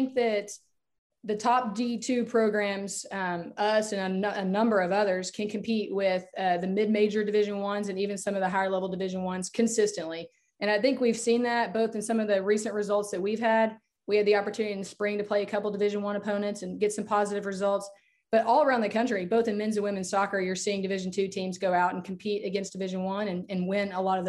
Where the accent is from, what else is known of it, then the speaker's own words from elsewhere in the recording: Lubbock, Texas, United States; So I grew up in Lubbock, Texas, a single parent family. So my mom raised my sister and I by herself.